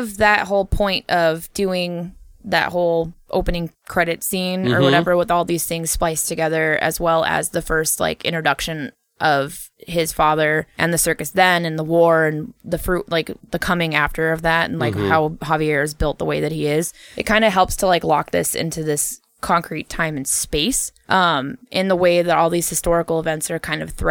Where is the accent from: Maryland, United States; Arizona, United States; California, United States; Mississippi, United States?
California, United States; I'm like, I came from California. So of course I knew about it.